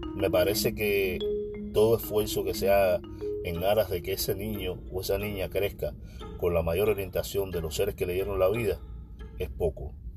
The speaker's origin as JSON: {"language": "Spanish", "country": "Cuba", "said": "yo solo soy un cubano que conversa"}